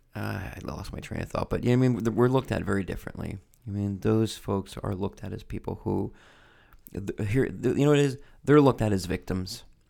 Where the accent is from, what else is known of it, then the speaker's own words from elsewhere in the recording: United States; I'm American